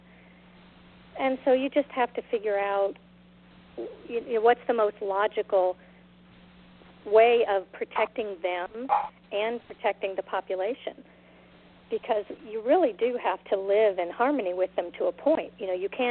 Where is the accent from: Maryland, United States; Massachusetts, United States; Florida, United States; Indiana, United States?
Florida, United States; I'm from Florida